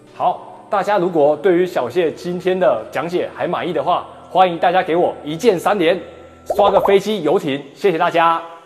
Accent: Taiwan; now in Guangzhou, China; 我是来自广州的台湾青年

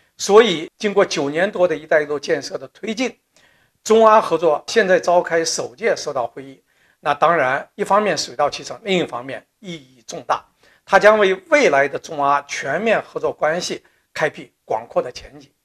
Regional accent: China; 我们中国人

